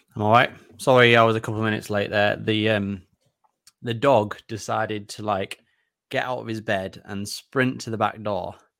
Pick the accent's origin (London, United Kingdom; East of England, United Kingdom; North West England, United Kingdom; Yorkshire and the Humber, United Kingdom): Yorkshire and the Humber, United Kingdom; both being Yorkshire folk